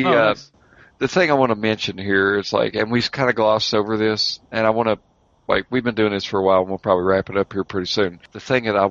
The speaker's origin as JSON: {"language": "English", "region": "Kentucky", "country": "United States", "said": "I'm from Kentucky."}